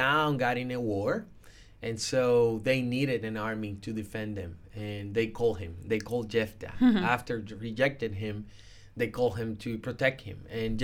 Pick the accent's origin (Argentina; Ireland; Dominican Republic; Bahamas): Dominican Republic; I was born in the Dominican Republic